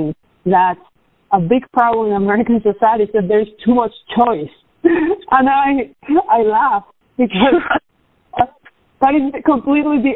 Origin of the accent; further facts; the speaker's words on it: Maracay, Aragua, Venezuela; moved away; I was born in Maracay, which is a medium-sized city, about a million people in central Venezuela. That was in 1999. And I lived my whole life under the same socialist regime.